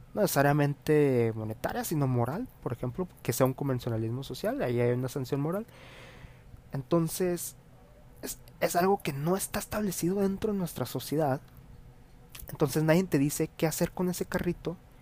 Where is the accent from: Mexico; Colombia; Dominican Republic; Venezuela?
Mexico; está ya arraigado a nuestra actitud como mexicanos